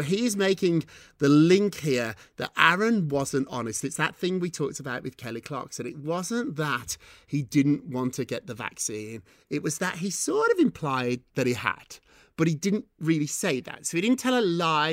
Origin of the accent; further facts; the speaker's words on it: United Kingdom; I'm British.